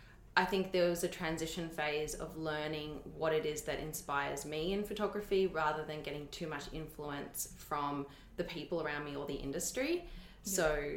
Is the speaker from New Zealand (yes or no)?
no; Berwick, Victoria, Australia; From Berwick, southeastern suburbs.